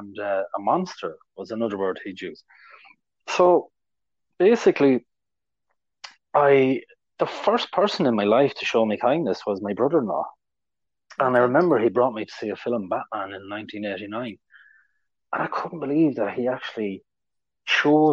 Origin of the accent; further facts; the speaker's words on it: Ireland; I'm from Ireland.